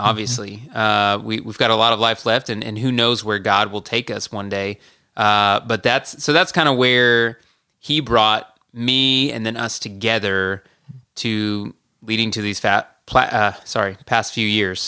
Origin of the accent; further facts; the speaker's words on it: Marietta, Georgia, United States; I grew up in Marietta, Georgia